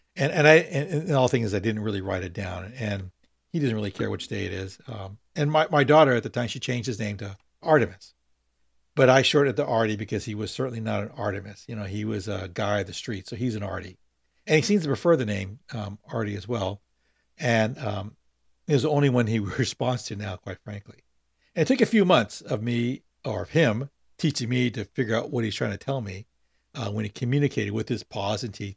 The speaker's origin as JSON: {"language": "English", "town": "Long Beach", "region": "California", "country": "United States", "tie": "born or raised there", "also_born_or_lived": "San Francisco", "said": "I born in San Francisco, but grew up in Long Beach, and that's what I consider my, my hometown"}